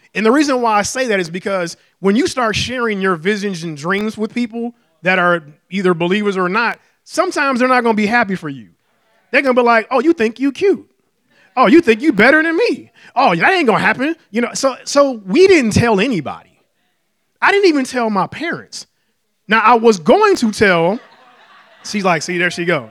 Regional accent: Detroit, Michigan, United States; moved away as an adult; I was born and raised in Detroit, uh, all my life and planned on staying there

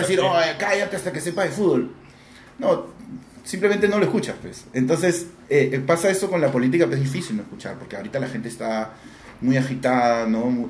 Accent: Peru; yo soy peruano

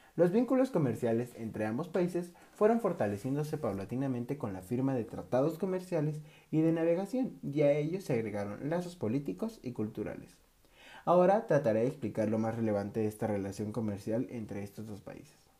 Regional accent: Mexico; nuestro país, México

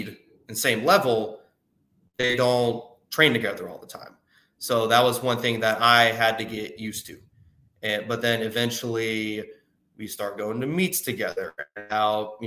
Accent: North Carolina, United States; also born or lived in Wilmington, North Carolina; being a swimmer growing up in North Carolina

